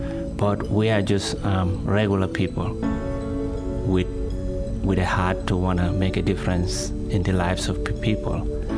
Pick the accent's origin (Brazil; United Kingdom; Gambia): Gambia; now in Vancouver, Canada; am a former Muslim, and I'm involved with the Ministry of Share Blessing, helping people in Gambia, where I originally came from.